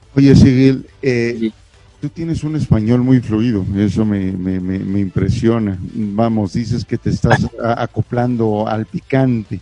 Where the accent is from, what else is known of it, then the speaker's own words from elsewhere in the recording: Mexico; aunque éramos mexicanos o somos mexicanos